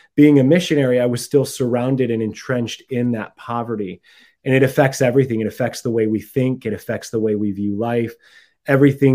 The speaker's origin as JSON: {"language": "English", "region": "Massachusetts", "country": "United States", "also_born_or_lived": "Mexico / Central America / Bay Area, California", "moved": "as an adult", "lives_now": "California, United States", "said": "I'm from Massachusetts"}